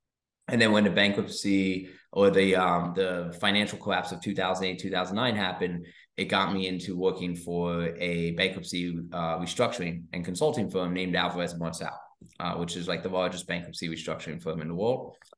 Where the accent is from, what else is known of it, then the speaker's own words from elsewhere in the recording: Reading, Pennsylvania, United States; I grew up in Reading, Pennsylvania, as you said.